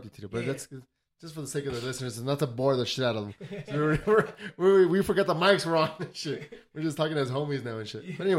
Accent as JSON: {"language": "English", "town": "El Paso", "region": "Texas", "country": "United States", "tie": "born or raised there", "said": "I grew up in Southside El Paso"}